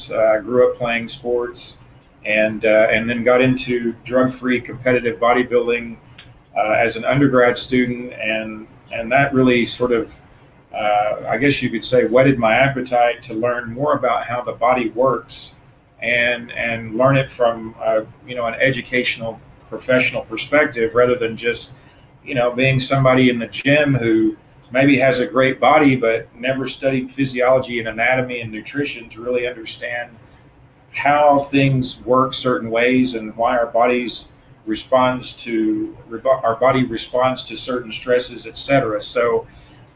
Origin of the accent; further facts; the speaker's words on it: Tennessee, United States; moved away as an adult; now in Florida, United States; So I'm originally from Tennessee. I moved to Florida about 25 years ago.